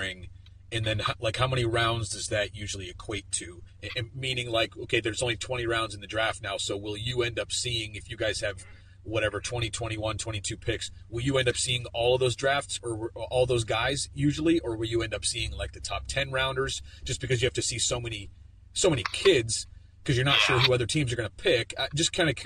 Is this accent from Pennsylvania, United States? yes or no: yes; Pennsylvania, United States; I'm from Pennsylvania